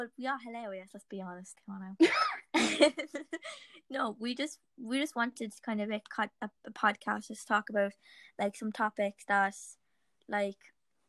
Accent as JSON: {"language": "English", "town": "Cork", "region": "Munster", "country": "Ireland", "said": "because I'm from Cork."}